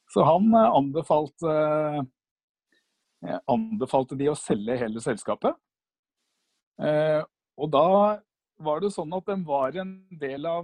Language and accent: Norwegian; Bærum, Akershus, Norway; jeg er fra Bærum.